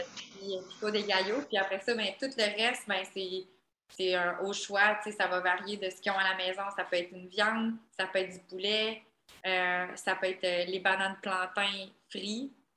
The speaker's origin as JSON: {"language": "French", "region": "Quebec", "country": "Canada", "moved": "as an adult", "said": "je suis une Canadienne"}